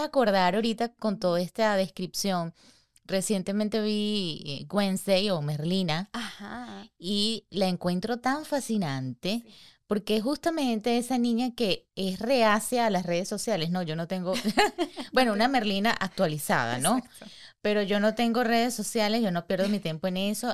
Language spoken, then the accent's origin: Spanish; Venezuela; somos dos venezolanas